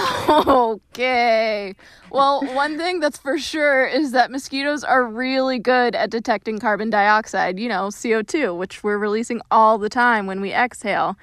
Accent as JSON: {"language": "English", "region": "Florida", "country": "United States", "tie": "born or raised there", "said": "being born and raised in Florida"}